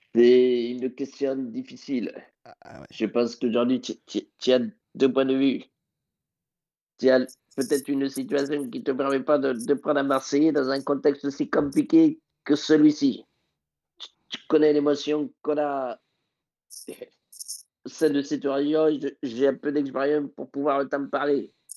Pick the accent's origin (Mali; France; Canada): Mali; En tant que Malien